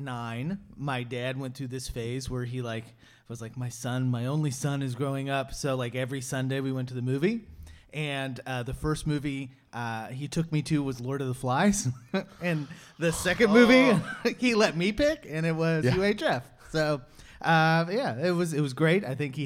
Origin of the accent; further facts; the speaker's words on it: Kansas City, Missouri, United States; So I grew up in Kansas City